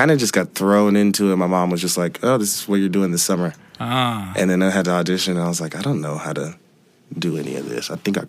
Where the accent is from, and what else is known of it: Seattle, Washington, United States; born or raised there